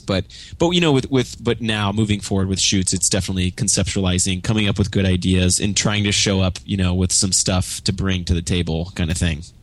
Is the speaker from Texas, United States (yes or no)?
yes; Grapevine, Texas, United States; also born or lived in Kansas City / Austin / Los Angeles; now in Dallas, United States; moved to Grapevine. And so I, I spent most of my childhood in Grapevine